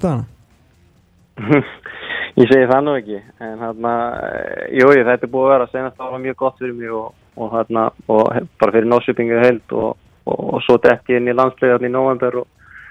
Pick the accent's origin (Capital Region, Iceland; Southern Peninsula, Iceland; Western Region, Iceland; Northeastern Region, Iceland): Southern Peninsula, Iceland; Reykjanesbær; also born or lived in Njarðvík / Keflavík; ég er úr Reykjanesbæði og, og býi í Njarvík